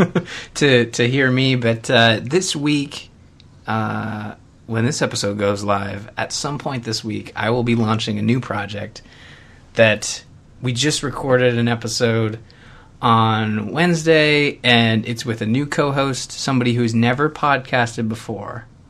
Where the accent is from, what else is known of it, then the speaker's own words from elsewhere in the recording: Canada; growing up as a Canadian